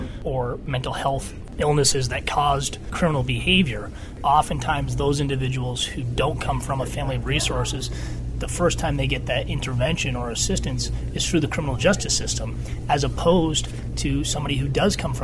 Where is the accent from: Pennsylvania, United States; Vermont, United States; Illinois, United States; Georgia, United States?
Vermont, United States; Burlington; also born or lived in Philadelphia; I grew up in Burlington, Vermont.